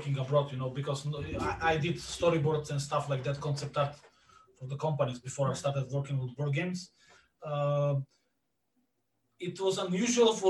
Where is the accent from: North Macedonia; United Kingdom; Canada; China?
North Macedonia; Bitola, Pelagonia; in Bitola, my hometown, we are near the border with Greece